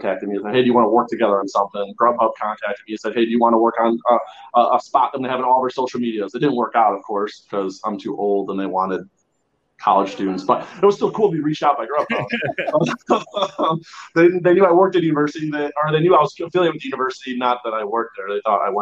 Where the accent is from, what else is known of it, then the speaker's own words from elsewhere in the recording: Chicago, Illinois, United States; moved away as an adult; now in California, United States; I grew up in Chicago. My family's from Chicago.